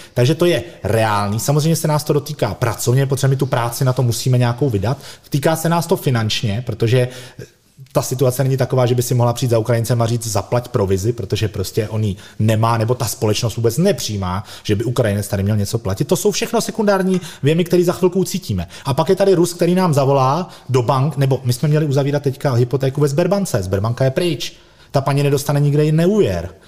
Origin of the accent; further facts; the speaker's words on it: Prague, Czechia; my jako Pražáci